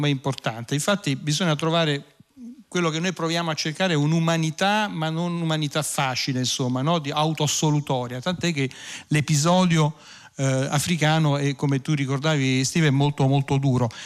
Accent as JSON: {"language": "Italian", "area": "province of Latina", "region": "Lazio", "country": "Italy", "tie": "born or raised there", "said": "io essendo cresciuto in provincia di Latina"}